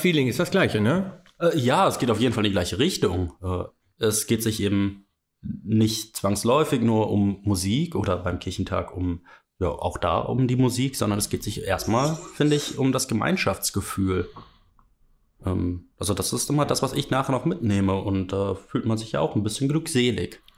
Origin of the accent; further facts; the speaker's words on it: Mönchengladbach, North Rhine-Westphalia, Germany; ich komme ja eigentlich aus Mönchengladbach